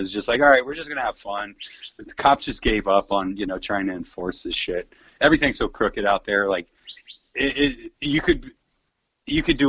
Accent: San Francisco, California, United States; I come from the San Francisco times when, like, the rave scene was hella big and just the ecstasy culture and all that shit. That was, like, I grew up in that, and that was a big deal when I was a kid, man

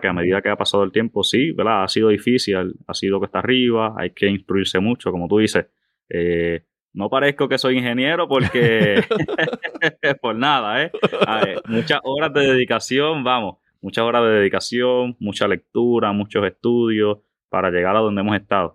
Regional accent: Moca, western Puerto Rico, Puerto Rico; also born or lived in Aguadilla, Puerto Rico; nacido y criado en el área oeste de Puerto Rico. Eh, eh, nacido en el pueblo de Aguadilla. Me crié toda mi vida y vivo actualmente en el pueblo de Moca

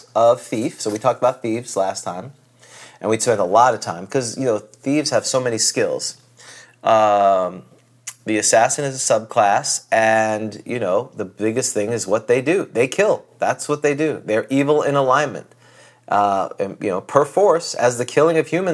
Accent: United States; We are the true ugly Americans.

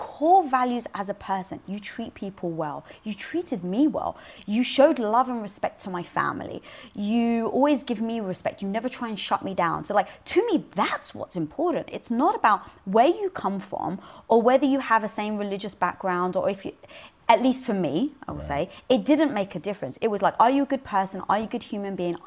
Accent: London, United Kingdom; moved away; I was brought up in North London around a Greek and Turkish community

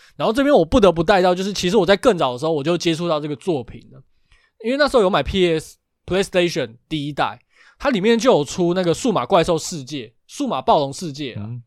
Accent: Taiwan; 但是台湾我们好像比较少。可是我记得我小时候在乡下的时候，我们会抓蚱蜢，

